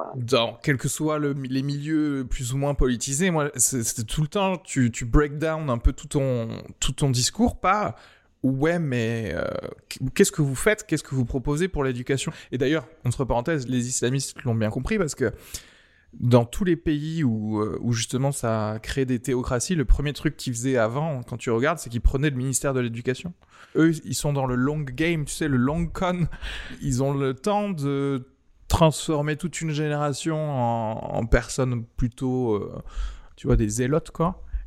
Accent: France; also born or lived in Algeria; Je suis né en Algérie et je suis arrivé en France quand j'avais 8-9

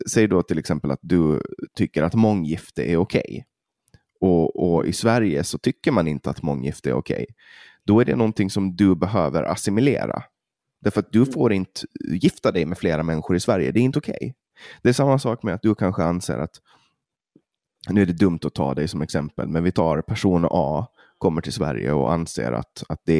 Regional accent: Åland, Finland; Jag kan som, som ålänning och från Finland se att det är jävligt onödigt

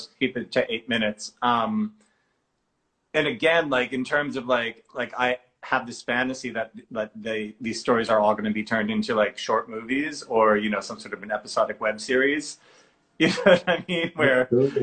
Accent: Boston, Massachusetts, United States; I'm from Boston in Massachusetts

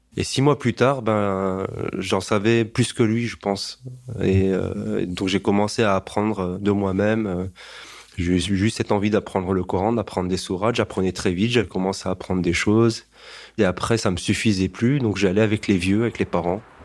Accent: Strasbourg, Grand Est, France; je suis né à Strasbourg.

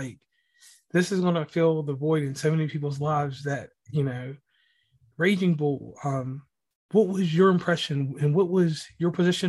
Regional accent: Virginia, United States; I'm from Virginia

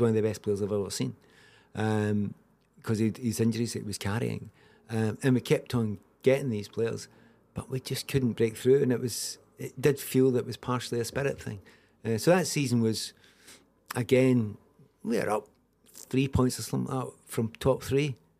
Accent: Scotland, United Kingdom; also born or lived in Kildare, Ireland (family ancestry); I'm second generation Scottish

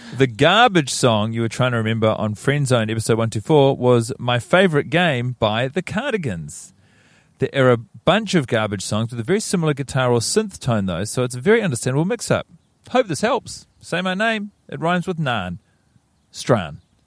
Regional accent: Christchurch, Canterbury, New Zealand; moved away; I grew up in Christchurch

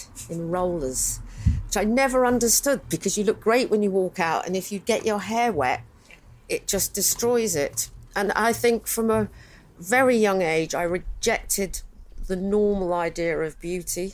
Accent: London, United Kingdom; I grew up in Chiswick

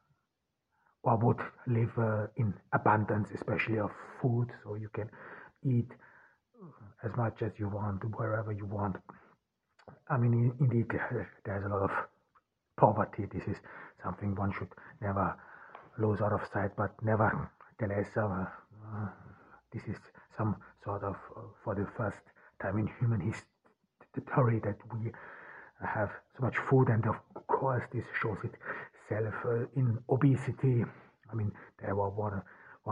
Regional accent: Ordu, Turkey; I am here in Turkey, in Ordu, my hometown

